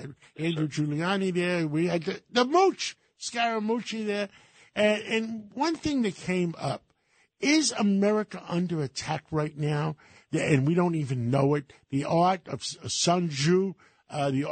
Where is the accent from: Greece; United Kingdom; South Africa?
Greece; now in United States; I was born in Greece